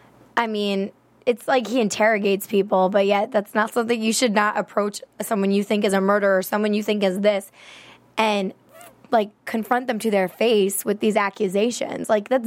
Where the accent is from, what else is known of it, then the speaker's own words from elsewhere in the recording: East Coast, United States; we're both from the East Coast.